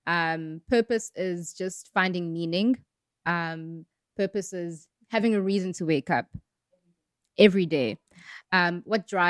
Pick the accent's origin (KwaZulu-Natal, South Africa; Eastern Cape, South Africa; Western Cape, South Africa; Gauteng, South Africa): KwaZulu-Natal, South Africa; Pietermaritzburg; born and bred in Pietermaritzburg, KZN